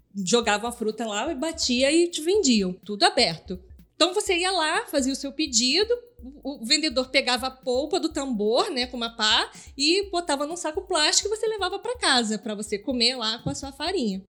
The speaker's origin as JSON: {"language": "Portuguese", "region": "Southeast Brazil", "country": "Brazil", "tie": "born or raised there", "said": "eu, que sou cria do Sudeste"}